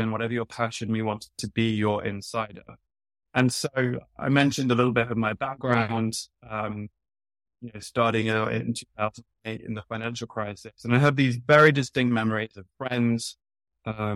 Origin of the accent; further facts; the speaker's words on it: United Kingdom; moved away as an adult; now in New York, United States; I'm British, but I've been living in New York long enough now that I say soccer.